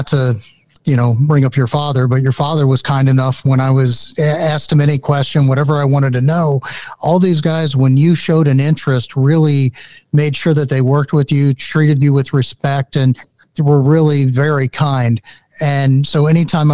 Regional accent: St. Louis, Missouri, United States; I grew up in St. Louis and had a great coin shop

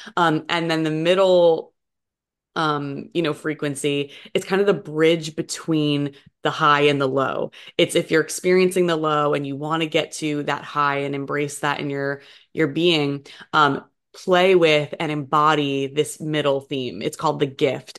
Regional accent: New Jersey, United States; moved away; I grew up over in New Jersey on the East Coast of the U S

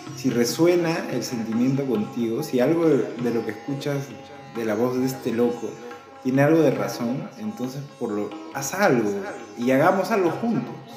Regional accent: Peru; todos somos peruanos

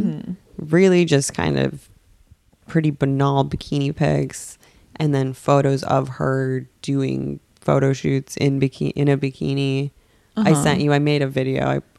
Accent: West Coast, United States; I'm from the West Coast.

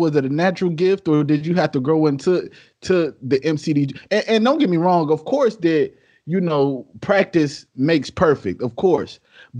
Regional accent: Detroit, Michigan, United States; Especially growing up in Detroit where, you know what I'm saying? We know where we grew up where, you know, we see the good, but then we see what's on the other side too.

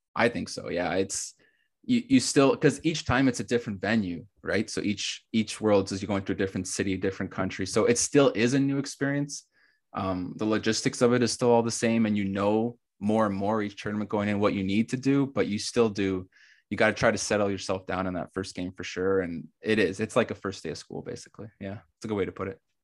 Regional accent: Canada; starting a club in my hometown and growing it to the level we've gotten it

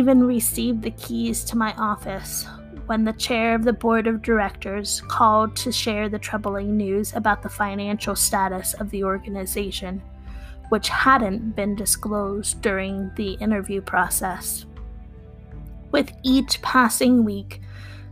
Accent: Wheeling, West Virginia, United States; I'm from Wheeling, West Virginia.

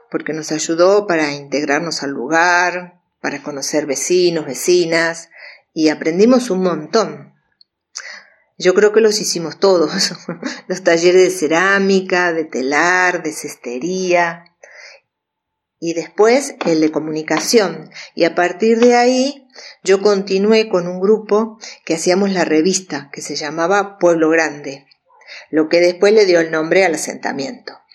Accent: Buenos Aires, Argentina; now in Córdoba, Argentina; vivo en Sol y Río. Y hace 30 años, cuando me vine de Buenos Aires a vivir a Córdoba

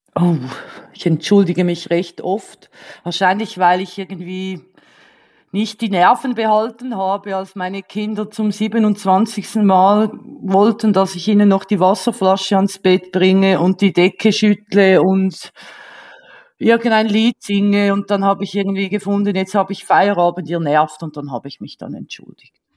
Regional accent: Switzerland; accent: Swiss; first language Swiss German; ich bin ja Schweizerin

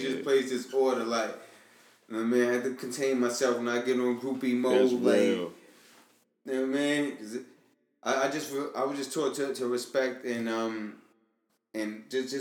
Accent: New York, United States; I'm from New York

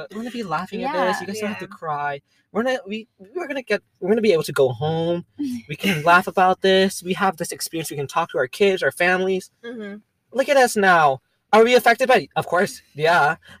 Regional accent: Rhode Island, United States; we are from Rhode Island

